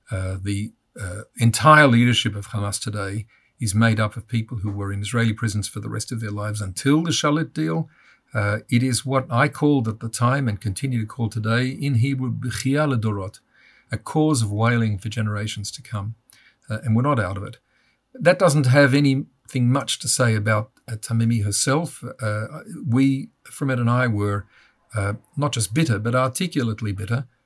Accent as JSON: {"language": "English", "country": "Australia", "also_born_or_lived": "United States", "moved": "as an adult", "said": "I'm Australian, and anybody who's listening now will realise I'm not uh, from any part of the United States, though I lived in the United States after I finished law school."}